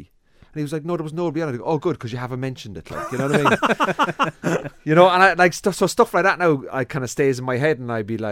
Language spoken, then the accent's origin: English; Cork, Munster, Ireland; now in London, United Kingdom; I'm from Cork